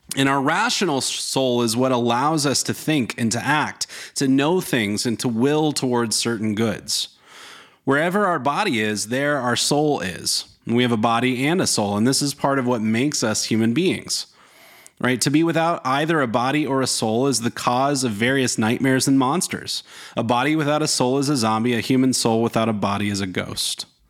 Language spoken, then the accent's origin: English; North Carolina, United States; I grew up in North Carolina